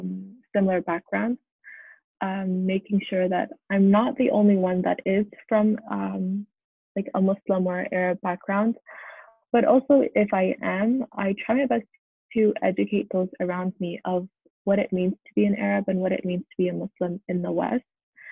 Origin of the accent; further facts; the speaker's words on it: Canada; It was very difficult growing up in Canada as a daughter of immigrants